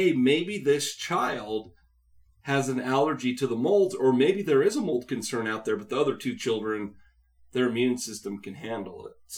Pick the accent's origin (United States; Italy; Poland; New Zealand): United States; Utah; I grew up in Utah